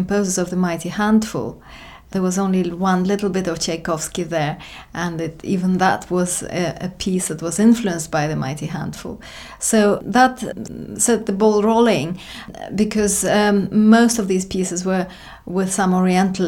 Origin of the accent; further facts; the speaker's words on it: Russia; moved away as an adult; also born or lived in Britain; now in United Kingdom; I emigrated to Britain, after I came from Russia